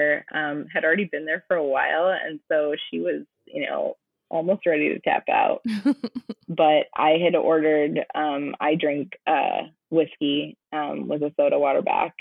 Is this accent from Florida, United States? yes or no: no; New Mexico, United States; also born or lived in Colorado; now in Iowa, United States; I grew up in New Mexico and lived in Colorado